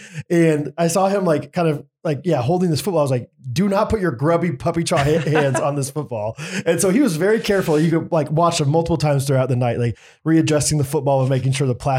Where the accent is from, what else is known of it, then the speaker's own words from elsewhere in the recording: Canada; I'm Canadian, but I'm watching the game.